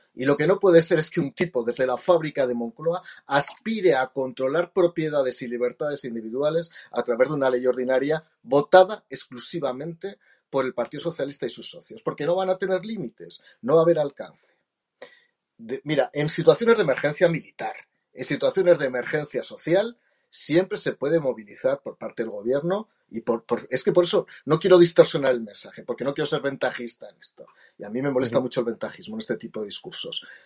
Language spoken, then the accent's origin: Spanish; Jaca, Aragon, Spain; soy aragones, no soy gallego. Y soy de Jaca